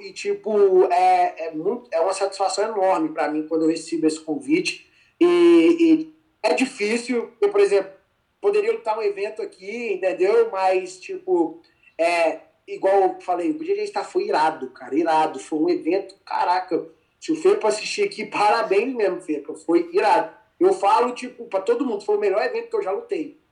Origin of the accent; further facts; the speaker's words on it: Formiga, Minas Gerais, Brazil; moved away as an adult; also born or lived in Poços de Caldas, Brazil; now in United States; eu sou de Minas, da uma cidade que chama Formiga